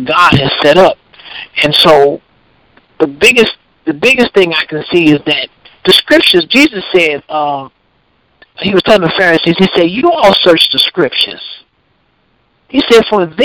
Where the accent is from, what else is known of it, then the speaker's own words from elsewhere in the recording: Paris, Tennessee, United States; the congregation began to grow in Paris, in my hometown